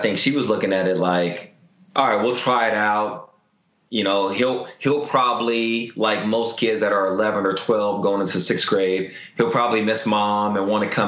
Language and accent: English; Houston, Texas, United States; I grew up in Houston, Texas